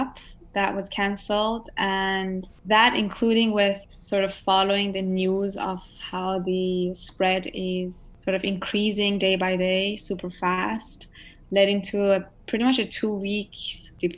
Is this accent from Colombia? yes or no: no; Iran; also born or lived in Hong Kong; now in United States; growing up in Iran, you're surrounded by lots of arts and crafts